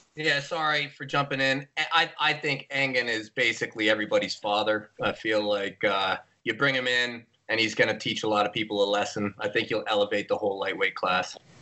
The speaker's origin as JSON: {"language": "English", "region": "Ontario", "country": "Canada", "said": "I'm from Ontario."}